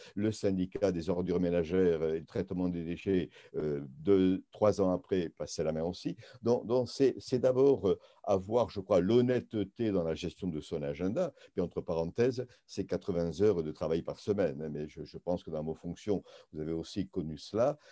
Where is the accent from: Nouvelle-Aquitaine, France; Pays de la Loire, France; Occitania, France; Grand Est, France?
Nouvelle-Aquitaine, France; Béarn; also born or lived in Tarbes; now in Saint-Jean-de-Luz, France; nous sommes originaires du Béarn